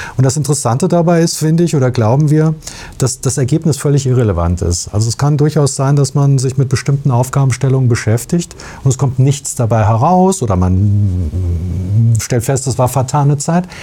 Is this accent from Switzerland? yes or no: no; Biedenkopf, Hesse, Germany; ich komme aus Biedenkopf und bin einfach ja, man sagt ein Hinterländer